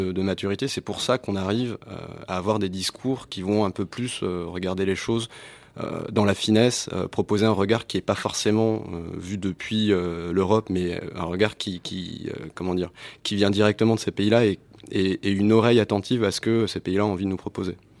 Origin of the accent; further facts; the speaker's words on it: Tunisia; Nous-mêmes, on s'appelle les Arabes, on dit qu'on parle arabe alors qu'on parle tunisien